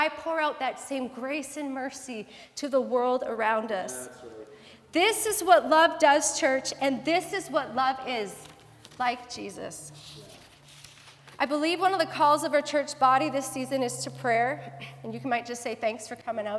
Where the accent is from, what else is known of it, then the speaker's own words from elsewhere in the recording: Abbotsford, British Columbia, Canada; I grew up in Abbotsford as a young child